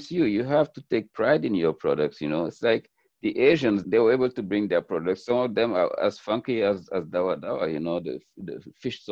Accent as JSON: {"language": "English", "country": "Senegal", "tie": "born or raised there", "moved": "as an adult", "lives_now": "United States", "said": "I grew up in Senegal"}